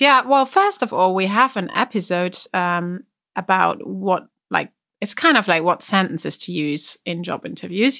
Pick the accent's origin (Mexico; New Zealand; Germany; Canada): Germany; accent: German; English is a second language; I had a really strong German accent